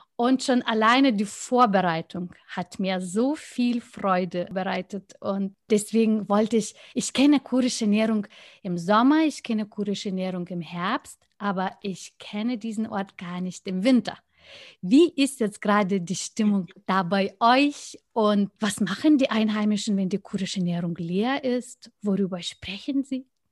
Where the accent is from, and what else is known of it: Lithuania